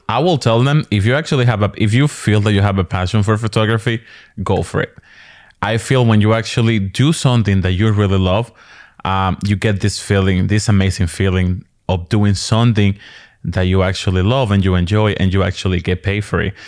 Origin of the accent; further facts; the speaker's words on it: Dominican Republic; also born or lived in New York, United States; now in Maryland, United States; originally from the Dominican Republic